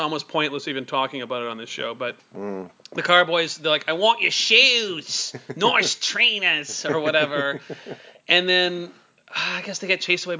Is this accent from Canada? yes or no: yes; Surrey, British Columbia, Canada; my growing up in Surrey.